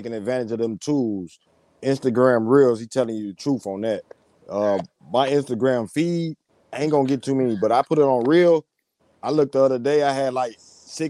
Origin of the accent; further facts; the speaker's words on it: Michigan, United States; I'm from Michigan.